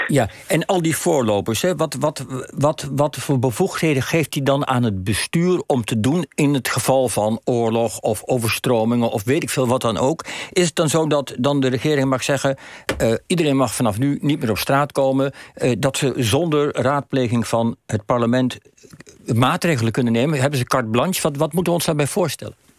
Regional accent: Netherlands; wij als Nederlanders

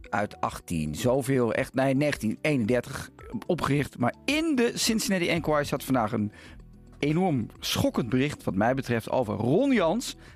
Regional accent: Netherlands; wij gelukkig zijn we Nederlanders, toch?

